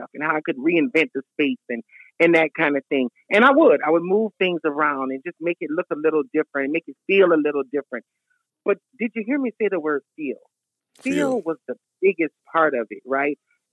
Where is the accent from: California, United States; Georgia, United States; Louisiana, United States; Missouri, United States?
Louisiana, United States; Lafayette; accent: country girl; I'm a native of Lafayette, Louisiana